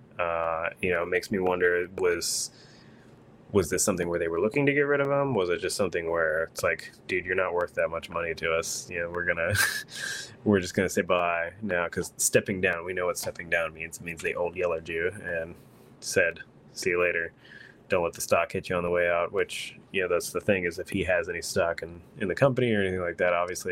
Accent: Texas, United States; I'm from Texas

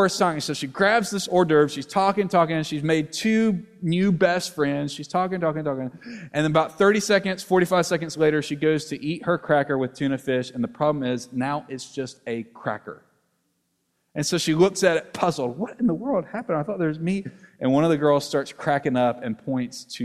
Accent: Alabama and Mississippi, United States; moved away; I grew up in Alabama and Mississippi

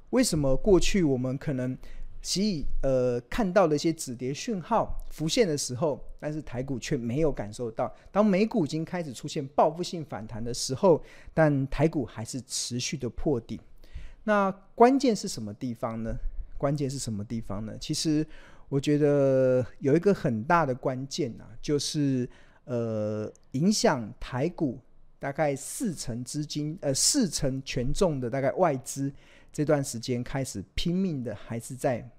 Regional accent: Taiwan; born there; 我们生在台湾，我们我们也不会移民到国外去。

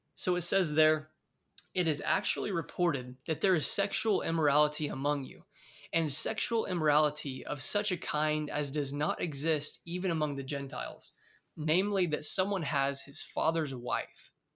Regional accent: Oakdale, California, United States; moved away as an adult; now in Bakersfield, United States; I'm originally from Oakdale, California, and recently, about two years ago, I moved to Bakersfield, California

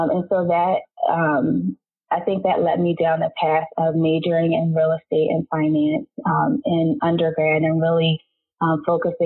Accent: Philadelphia, Pennsylvania, United States; moved away as an adult; also born or lived in Delaware; I am originally from Philadelphia, Pennsylvania

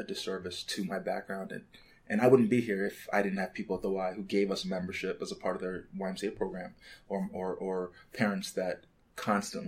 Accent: Canada; moved away as an adult; also born or lived in Lagos, Nigeria; now in Chicago, United States; we moved to Canada when I was 4 years old.

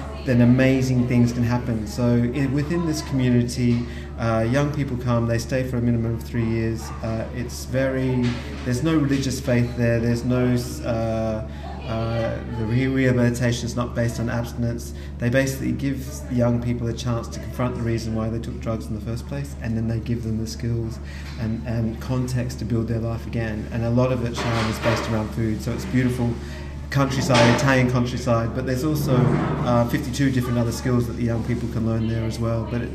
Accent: Australia; moved away as an adult; now in London, United Kingdom; I'm from Australia originally. My grandparents were farmers. I grew up knowing about food.

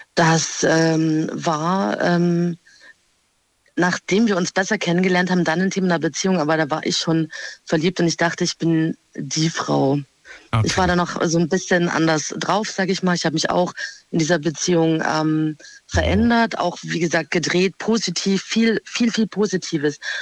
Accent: Freiburg, Baden-Württemberg, Germany; Aus Freiburg.

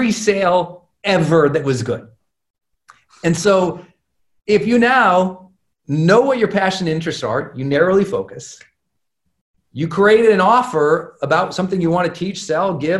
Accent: Montana, United States; I'm a kid from Montana

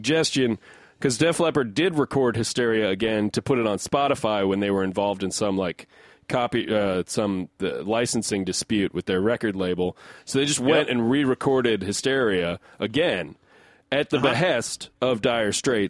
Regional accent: United States; I'm an American

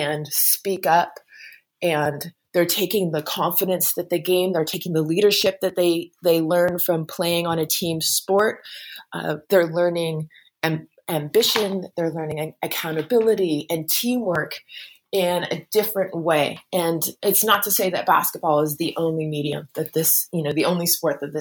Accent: United States; as an American

